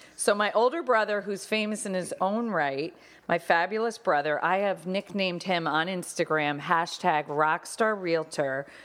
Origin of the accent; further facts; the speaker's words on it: Connecticut, United States; Tyler and I grew up in Connecticut